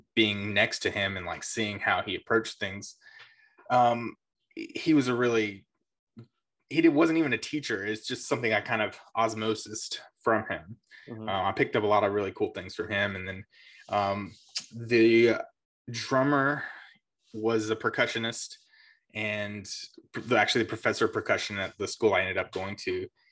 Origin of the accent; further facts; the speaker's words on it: South Carolina, United States; also born or lived in Myrtle Beach; I grew up in South Carolina. Um, moved around quite a bit, but all basically in the same area of South Carolina